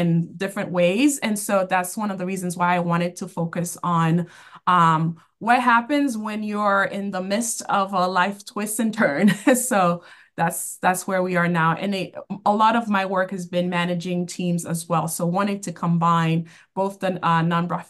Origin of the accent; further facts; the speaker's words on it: Boston, Massachusetts, United States; I grew up in Boston, and I've been working in the nonprofit field for 20 years, and all have been within the Boston area